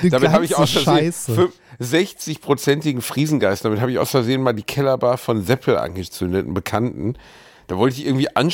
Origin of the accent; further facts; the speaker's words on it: Bavaria, Germany; Also vielleicht auch, weil ich, wo ich herkomme, ich glaube vielleicht, dass wirklich irgendwie das Landkind aus dem tiefsten Bayern höchstens so zum Schützenfest